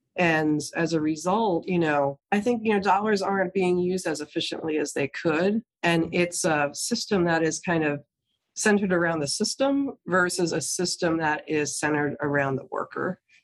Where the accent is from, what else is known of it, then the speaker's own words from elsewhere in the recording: New Jersey, United States; my home state in new jersey